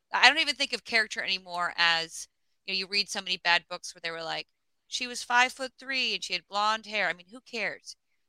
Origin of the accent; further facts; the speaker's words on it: Alaska, United States; I think also growing up in Alaska, you know, I spent a lot of time like on riverbanks bored as a kid